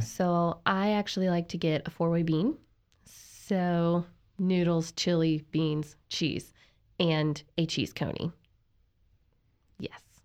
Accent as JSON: {"language": "English", "town": "Cincinnati", "region": "Ohio", "country": "United States", "tie": "born or raised there", "also_born_or_lived": "Kentucky", "moved": "as an adult", "lives_now": "Tyler, Texas, United States", "said": "I'm from Cincinnati, Ohio"}